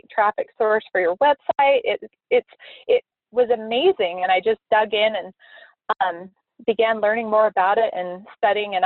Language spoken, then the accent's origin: English; Moab, Utah, United States; I grew up in Moab, Utah